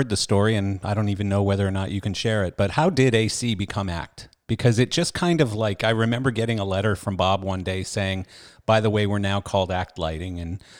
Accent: Canada; accent: Canadian; now in Florida, United States; Even though I'm Canadian.

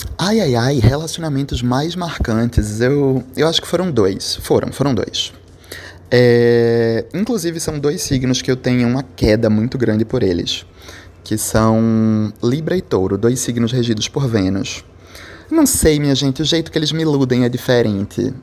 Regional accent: Recife, Pernambuco, Brazil; eu sou de Recife

